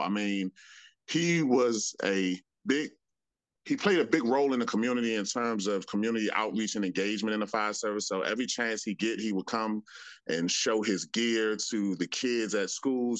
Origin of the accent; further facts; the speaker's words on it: Washington, District of Columbia, United States; I'm a, a native Washingtonian. Um, I grew up in Washington D.C., Northeast Washington D.C.